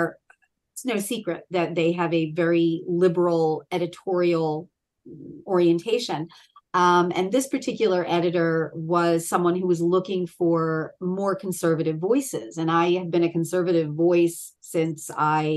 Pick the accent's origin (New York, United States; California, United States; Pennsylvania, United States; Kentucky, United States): Pennsylvania, United States; Philadelphia; also born or lived in Baltimore, Maryland / Delaware County, Pennsylvania; I'm a Pennsylvanian Philadelphian born and bred